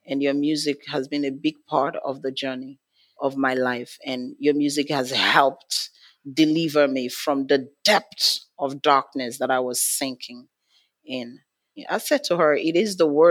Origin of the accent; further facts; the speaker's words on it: Nigeria; I'm from Nigeria, from Africa.